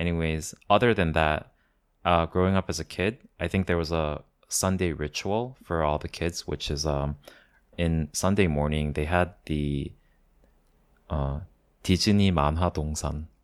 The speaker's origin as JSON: {"language": "English", "region": "Daegu", "country": "South Korea", "tie": "born or raised there", "moved": "yes", "said": "growing up in Teku, we only had four channels"}